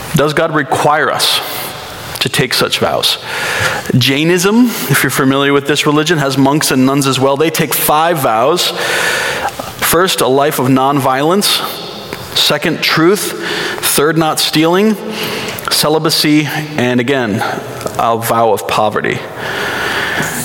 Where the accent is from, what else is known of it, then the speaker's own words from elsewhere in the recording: East Coast, United States; moved away as an adult; now in Burbank, United States; I grew up on the East Coast.